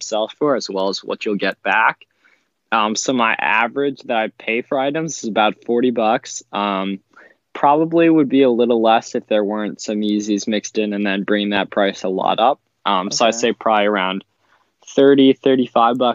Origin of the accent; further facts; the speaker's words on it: Pennsylvania, United States; I'm from Pennsylvania